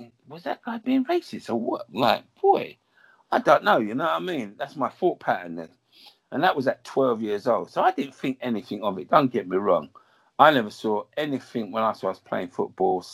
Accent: Southall, London, United Kingdom; I was born in Southall, and it was majorly Asians, Dominican, Jamaicans

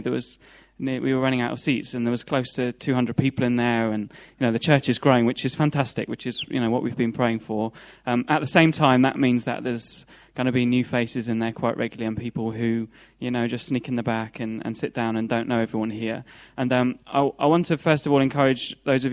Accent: Leicester, East Midlands, United Kingdom; now in London, United Kingdom; I'm from Leicester.

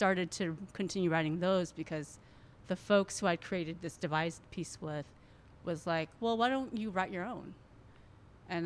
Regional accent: United States; I'm Hmong American

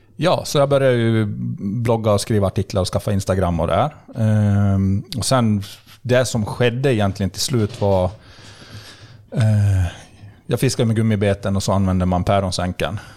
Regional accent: Borlänge, Dalarna County, Sweden; also born or lived in Skellefteå, Sweden; när jag var sex månader gammal så flyttade vi till Bålänge. så jag är egentligen uppvuxen och alltid levt i Bålänge.

